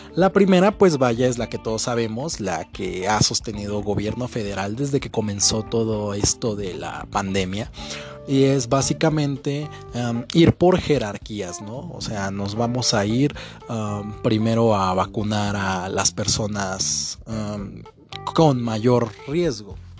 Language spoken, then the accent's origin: Spanish; northern Mexico, Mexico; Yo soy norteño